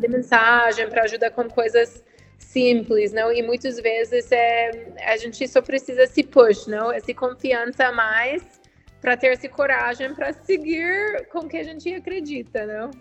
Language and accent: Portuguese; United States; Portuguese is a second language; moved away as an adult; now in Brazil; sou americana, dá para ver um pouco pelo sotaque, mas eu tenho agora 10 anos no Brasil